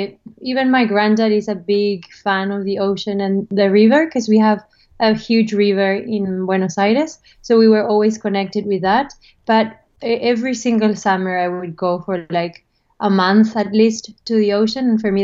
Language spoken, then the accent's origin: English; Australia; I was born in Australia, actually. My parents are Argentinian, but they were living here.